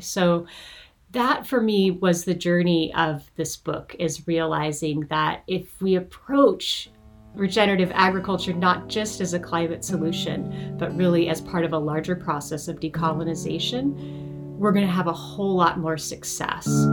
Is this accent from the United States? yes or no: yes; Montana, United States; now in California, United States; I was born and raised in Montana.